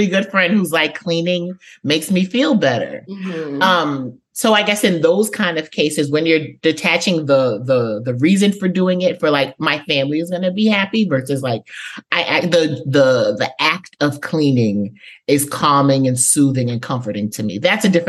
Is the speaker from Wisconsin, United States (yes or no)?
no; New York City, New York, United States; now in Georgia, United States; I am from the Bronx, New York, but I now reside in Georgia, like Atlanta adjacent.